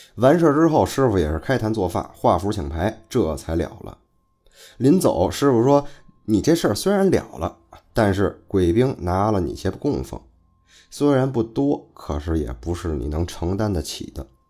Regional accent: northern China, China; 再加上可能是我是北方人的这个原因吧， 就是说话呀， 会感觉很随性

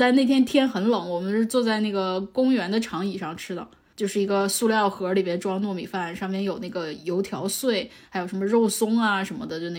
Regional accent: Changchun, Jilin, China; now in Beijing, China; 我是长春人嘛。

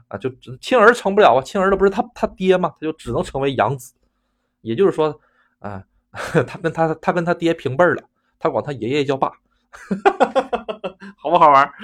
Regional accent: China; moved away as an adult; also born or lived in Japan; 作为一个中国人，突然间感觉如此的震惊

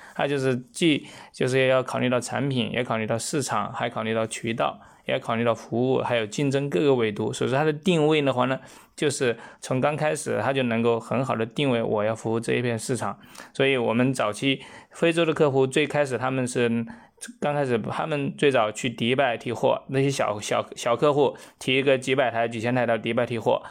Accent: China; 我们中国人的话呢

